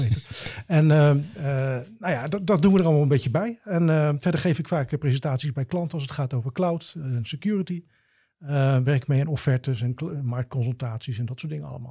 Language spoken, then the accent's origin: Dutch; Gouda, South Holland, Netherlands; now in Drachten, Netherlands; ik ben geboren in Gouda